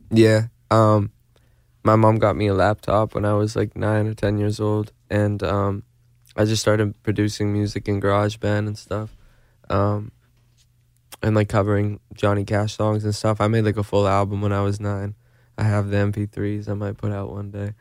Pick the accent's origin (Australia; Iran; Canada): Canada; Manitoba; now in Los Angeles, United States; I'm from Manitoba in Canada